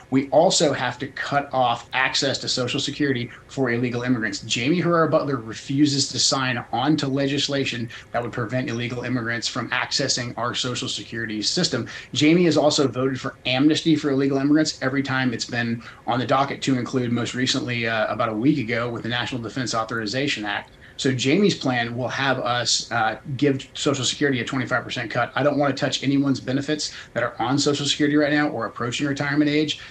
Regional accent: Portland, Oregon, United States; moved away as an adult; I grew up in Portland, left in 98, but I moved back briefly to get my kids closer to my family

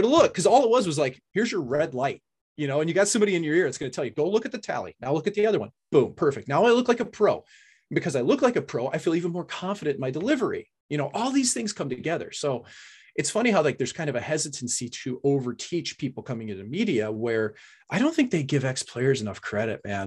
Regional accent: St. Louis, Missouri, United States; I was from Saint Louis.

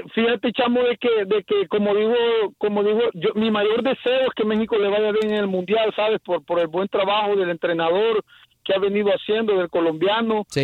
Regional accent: Honduras; yo también soy hondureño

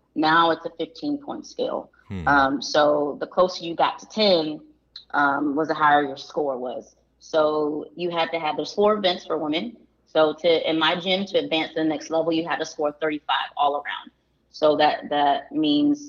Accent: deep South Georgia, United States; we lived in deep South Georgia

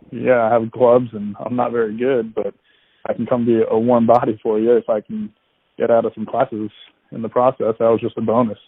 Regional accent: Vermont, United States; moved away as an adult; now in Tennessee, United States; I'm originally from Vermont. My parents still live there. Went to high school at Mount St. Joseph Academy

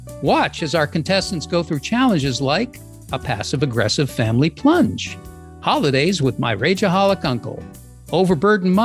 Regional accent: Lynn, Massachusetts, United States; I was born in Lynn, not that terribly far away

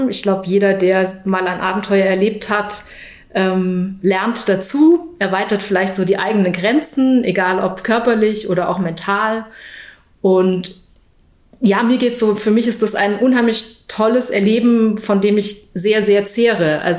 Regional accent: Baden-Württemberg, Germany; Ich bin am Bodensee groß geworden ähm, und was mich dann fast 30 Jahre meines Lebens begleitet hatte, war der Reitsport

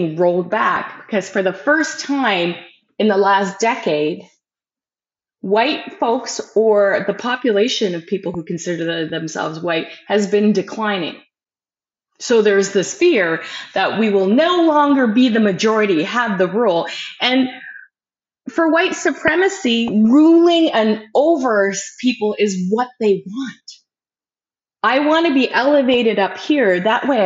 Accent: Canada; We as Canadian taxpayers

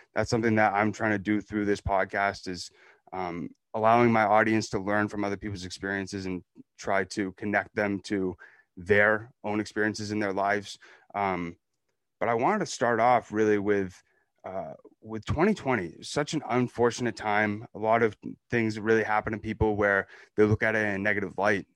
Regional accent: New Hampshire, United States; I'm from New Hampshire

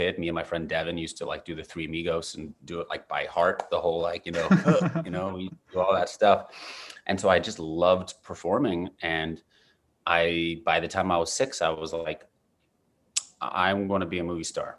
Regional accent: New York City, New York, United States; New York City, Upper West Side, like, Morningside Heights

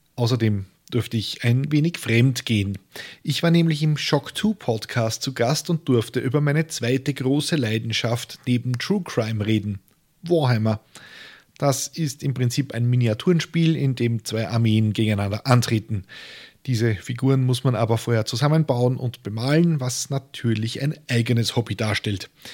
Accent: Austria; als Österreicher

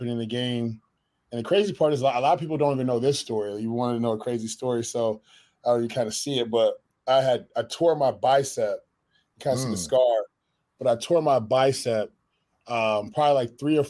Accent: Connecticut, United States; moved away as an adult; I'm from Connecticut originally

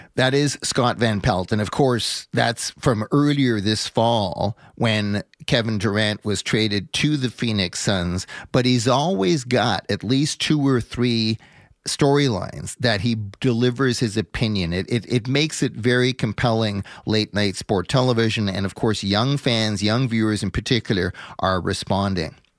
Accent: Canada; being a Canadian

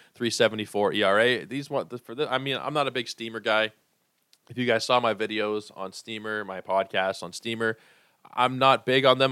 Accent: Toronto, Ontario, Canada; I am from Toronto.

